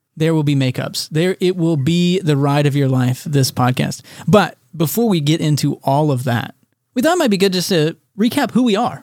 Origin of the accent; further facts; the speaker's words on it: Texas, United States; I was born and raised in Texas